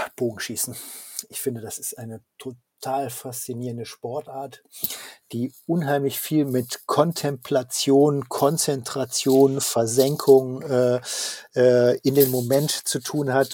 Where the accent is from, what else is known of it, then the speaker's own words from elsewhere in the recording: Rhine-Ruhr region, North Rhine-Westphalia, Germany; ich komme ja selber aus der Region